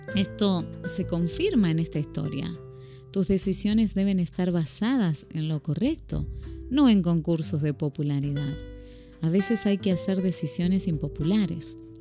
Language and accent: Spanish; Argentina; moved away as an adult; now in Phoenix, United States; una argentina viviendo en Estados Unidos desde ya hace